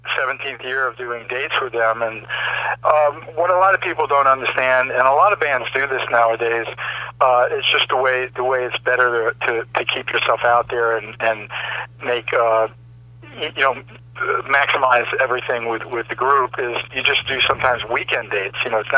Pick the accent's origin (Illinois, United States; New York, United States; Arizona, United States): New York, United States; I definitely grew up in a good place, in the sense that being a New Yorker as a kid and a teenager